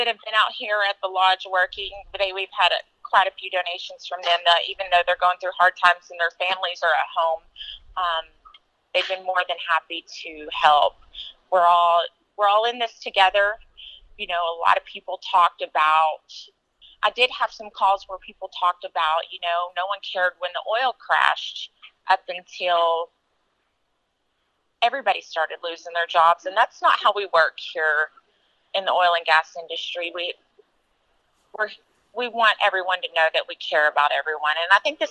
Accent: Lubbock, Texas, United States; I'm from Lubbock, Texas

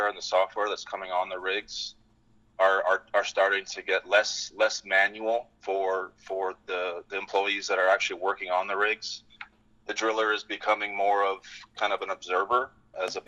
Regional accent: British Columbia, Canada; moved away as an adult; now in Fort Worth, United States; I grew up in British Columbia, a small town north of Vancouver, about 3 hours

